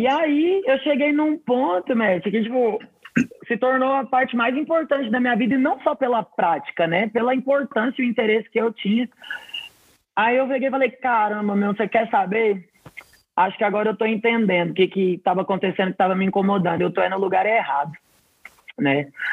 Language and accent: Portuguese; Mineiros, Goiás, Brazil; also born or lived in Belém, Pará / Goiânia, Goiás; eu nasci em Belém do Pará, mas eu fui criada em Mineiros, no interior de Goiás, e morei muitos anos em Goiânia também.